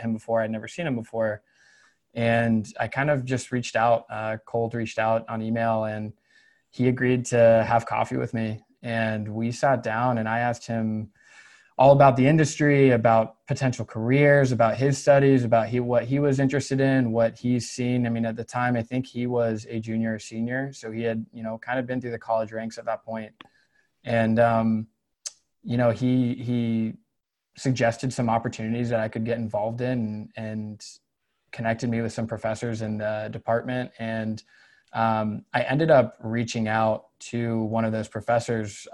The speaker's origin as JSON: {"language": "English", "town": "Concord", "region": "North Carolina", "country": "United States", "tie": "born or raised there", "also_born_or_lived": "Winston-Salem, North Carolina / Chapel Hill, North Carolina", "said": "I am originally from North Carolina, was born in Winston-Salem, grew up in the Concord area near Charlotte"}